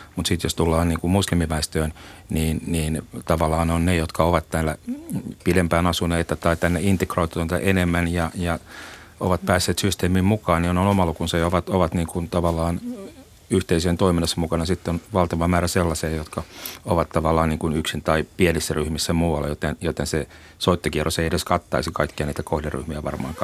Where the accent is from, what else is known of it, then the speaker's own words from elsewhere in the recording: Finland; Suomen juutalaiset ei oikeastaan ulkonäöllisesti erotu muusta väestöstä, eli meitä ei pysty tunnistamaan